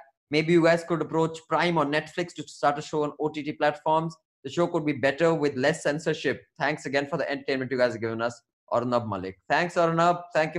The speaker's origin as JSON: {"language": "English", "town": "Lucknow", "region": "Uttar Pradesh", "country": "India", "said": "I'm from Lucknow. I would love to have a podcast on the Lucknow episode."}